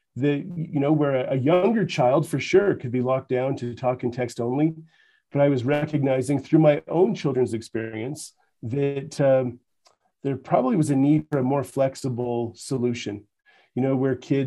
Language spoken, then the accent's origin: English; Canada; accent: Canadian; now in Utah, United States; So you're going to pick up on a Canadian accent. I'm originally from Canada, but I've been in Utah